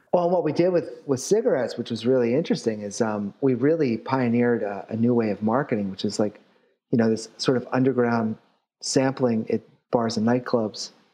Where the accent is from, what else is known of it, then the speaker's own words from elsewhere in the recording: Philadelphia, Pennsylvania, United States; I'm from Philly